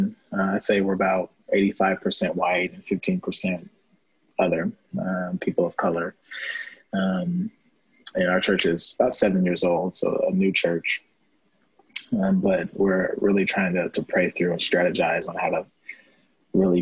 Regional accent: O'Fallon, Illinois, United States; I was raised in O'Fallon, Illinois, or about 20 minutes from downtown St. Louis

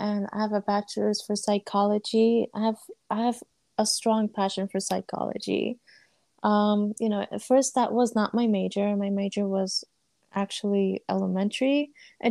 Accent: United States; I was born and raised here, but my family's nationality is Afghanistan

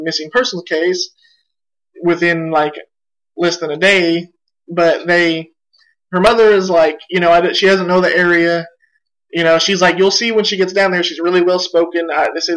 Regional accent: Oklahoma, United States; we're from Oklahoma

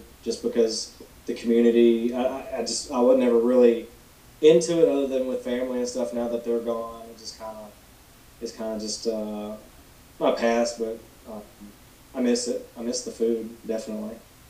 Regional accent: Alabama, United States; also born or lived in Gadsden, Alabama; I don't live, like, in a rural area of Alabama, but I'm not in a big city either. It's just kind of like a suburb of Birmingham. I live just like I guess an hour northeast of it, called Gadsden, Alabama.

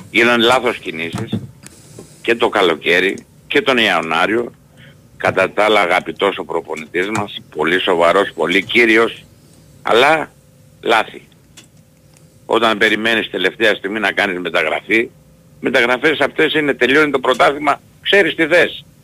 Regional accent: Heraklion, Crete, Greece; είμαι από Ηράκλειο, παίρνω, Κρήτης.

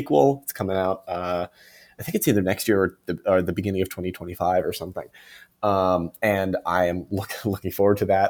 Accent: Cape Cod, Massachusetts, United States; I'm from Cape Cod

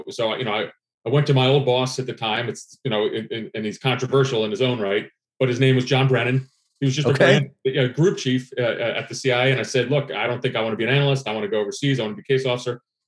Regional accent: New Brunswick, New Jersey, United States; also born or lived in Athens, Greece; I grew up in New Brunswick, New Jersey

